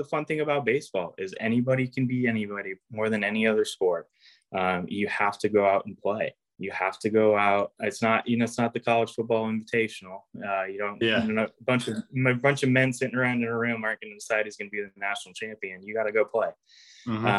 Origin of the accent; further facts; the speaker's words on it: Corvallis, Oregon, United States; I grew up in Corvallis